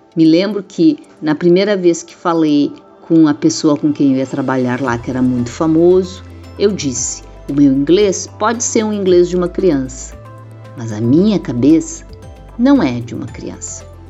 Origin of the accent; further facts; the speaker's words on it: Rio Grande do Sul, Brazil; also born or lived in Rio de Janeiro; Meu pai era militar, gaúcho militar